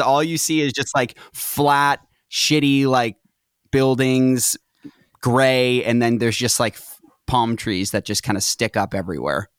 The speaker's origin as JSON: {"language": "English", "town": "Reading", "region": "Massachusetts", "country": "United States", "tie": "born or raised there", "also_born_or_lived": "Tewksbury, Massachusetts / Salem, Massachusetts", "moved": "as an adult", "lives_now": "Los Angeles, United States", "said": "Then I grew up in Reading"}